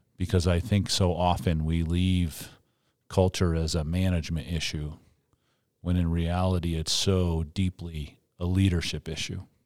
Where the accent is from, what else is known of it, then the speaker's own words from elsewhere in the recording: Northeast, United States; now in Colorado, United States; I'm from the Northeast